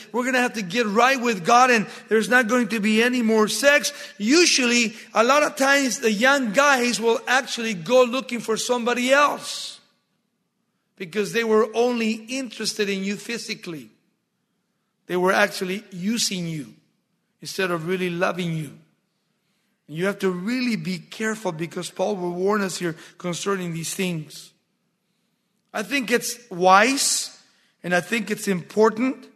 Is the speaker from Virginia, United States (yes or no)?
no; Baldwin Park, California, United States; in 1963 when we started high school in Baldwin Park